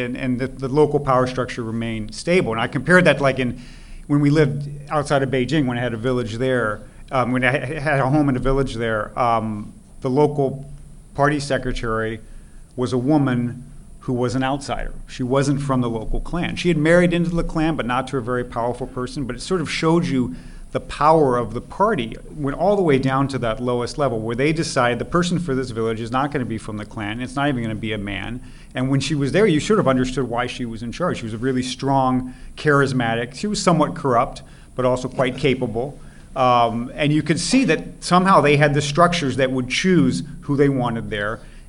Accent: Missouri, United States; I grew up in Missouri, and when I was a small child, my family had a year of sabbatical in Sweden, and I sort of learned a little bit of that, but that was it.

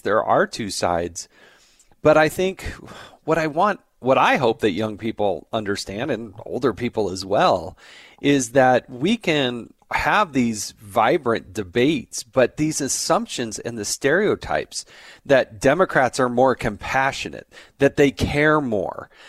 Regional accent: California, United States; I was born in California

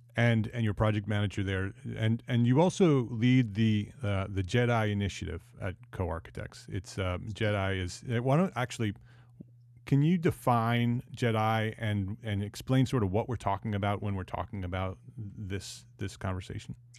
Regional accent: New Jersey, United States; moved away as an adult; also born or lived in New York / Westchester County; now in Charlotte, United States; I grew up in New Jersey

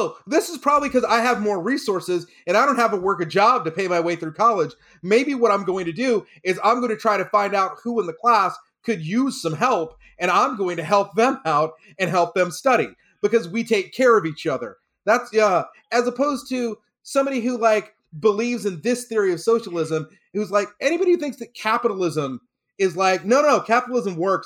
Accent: Texas, United States; I grew up in Texas with this guy

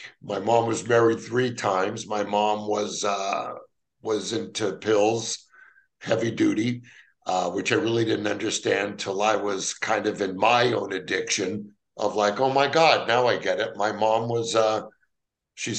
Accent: Los Angeles, California, United States; I grew up in the San Fernando Valley of Los Angeles

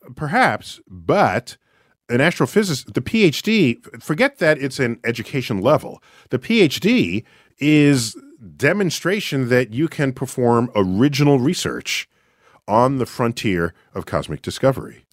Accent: New York City, New York, United States; I hail from New York City, where I work, at the Hayden Planetarium

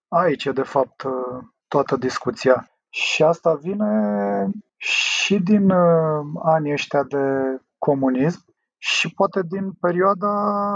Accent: Drobeta-Turnu Severin, Mehedinți County, Romania; moved away; also born or lived in Prahova; Eu sunt mai sudist, așa, am copilărit lângă Dunăre.

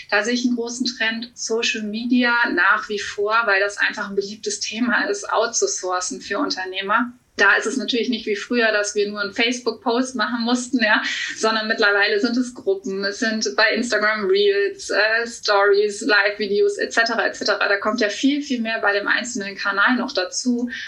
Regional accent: Cologne, North Rhine-Westphalia, Germany; Ja, ich bin Expertin für virtuelle Assistenz, 34 Jahre aus Köln.

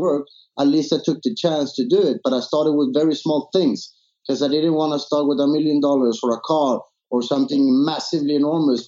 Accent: Sweden; moved away as an adult; also born or lived in San Andres, Colombia; now in Phuket, Thailand; I moved to Sweden when I was 3 years old. I was raised in Sweden until I moved to Phuket

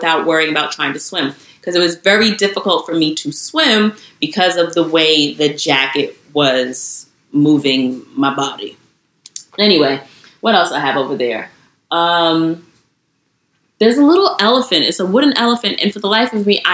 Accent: New York City, New York, United States; I'm from Queens.

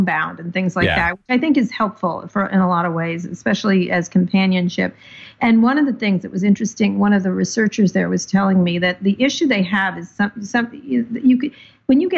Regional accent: San Francisco, California, United States; I'm from San Francisco

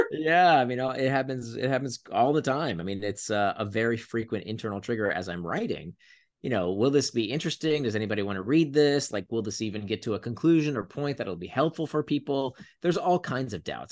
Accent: Florida, United States; when I was a teenager, I grew up in Florida

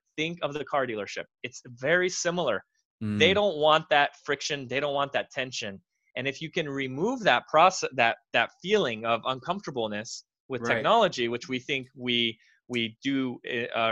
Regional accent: United States; I was born in America. My parents are Romanian

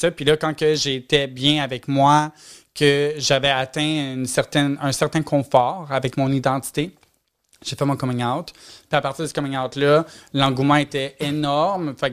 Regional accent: Repentigny, Quebec, Canada

